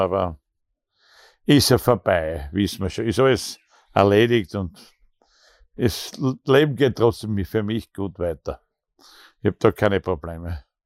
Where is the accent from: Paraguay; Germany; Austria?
Austria; bei uns in Österreich